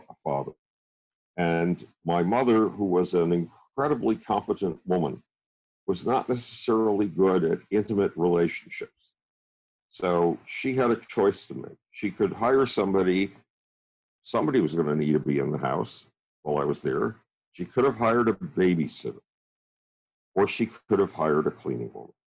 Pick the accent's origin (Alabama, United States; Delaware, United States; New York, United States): New York, United States; Buffalo; I grew up in Buffalo, New York, which in itself is a nightmare